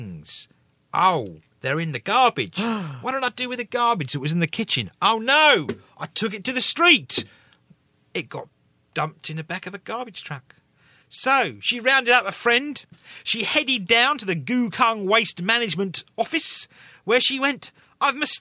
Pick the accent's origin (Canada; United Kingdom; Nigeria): United Kingdom; England; now in Taiwan; I'm English